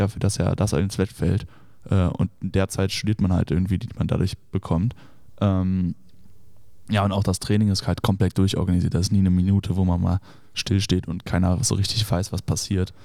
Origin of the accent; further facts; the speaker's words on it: Düsseldorf, North Rhine-Westphalia, Germany; moved away as an adult; also born or lived in Notre Dame, Indiana; ich komme ja ursprünglich aus Düsseldorf äh, und wohne da auch